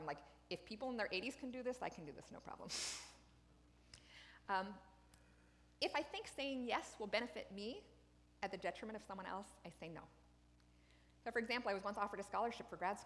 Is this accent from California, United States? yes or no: no; Wyoming, United States; I was raised in Wyoming by a military family.